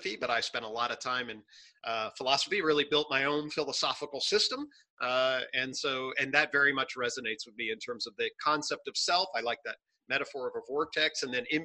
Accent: United States; I'm an American clinical psychologist

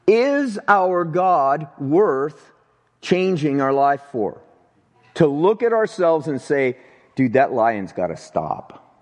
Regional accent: Avondale, United States; It was here in this town. And I grew up right here in Avondale.

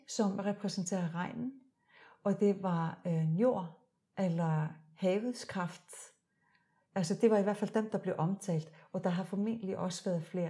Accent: Iceland; now in Denmark; jeg er født og opvokset i Island.

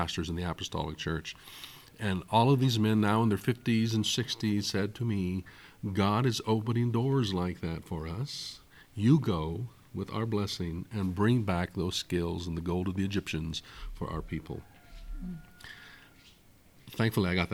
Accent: Northern California, United States; when we moved from Southern California to Northern California

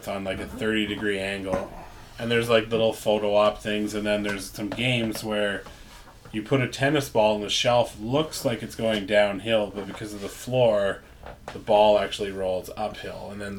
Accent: Ontario, Canada; Growing up in Northern Ontario, too, and on a farm

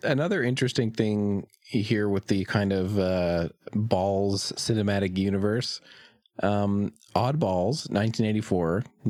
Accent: Peterborough, Ontario, Canada; filmed in Peterborough, Ontario, my hometown

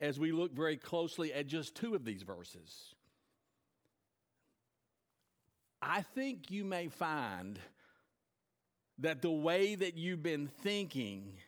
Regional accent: United States; as an American

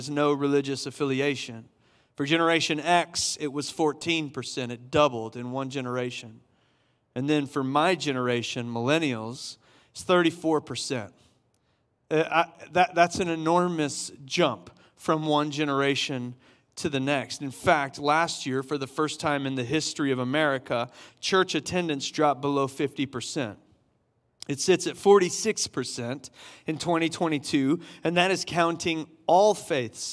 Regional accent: Summerville, South Carolina, United States; I grew up in Somerville, South Carolina, in a Baptist church

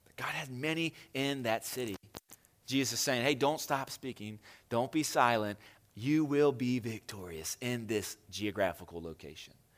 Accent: Hagerstown, Maryland, United States; I doubt any of you are more proud to be from Hagerstown than me

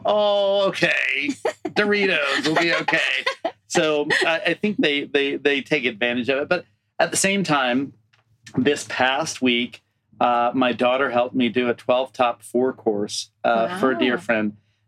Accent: Deep South, United States; moved away; And I come from the Deep South, which is a barren land.

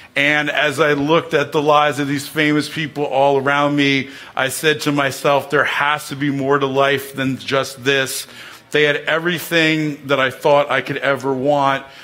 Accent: New Jersey, United States; I grew up in the Holy Land, New Jersey

